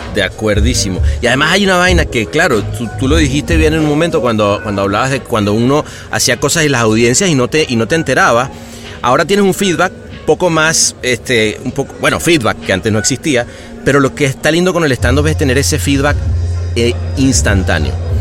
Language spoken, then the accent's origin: Spanish; Venezuela; moved away